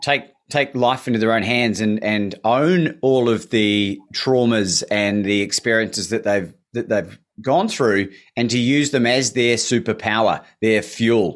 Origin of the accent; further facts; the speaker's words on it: New Zealand; now in Australia; I'm a Kiwi, right? So I am an immigrant